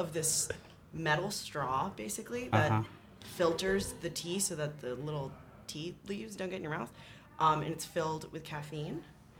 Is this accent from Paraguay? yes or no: yes; Paraguay; moved away; Paraguay, which is where I'm from. Shout out Paraguay. No one's from Paraguay, but I'm from Paraguay.